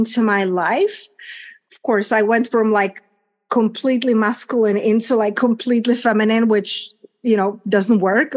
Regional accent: Czechia; English is a second language; moved away as an adult; also born or lived in London / Spain / United States / Mexico; my country where I'm coming from, a little small country, Czech Republic, hence my accent and unpronounceable name

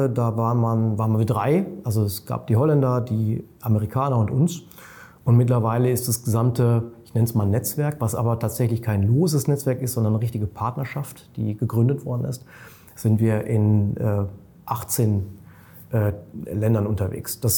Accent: Munich, Bavaria, Germany; Ich selber bin ja Münchner, ich liebe München

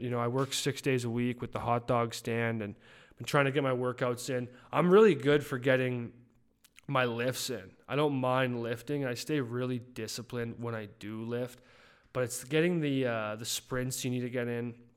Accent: Canada; I'm a Canadian

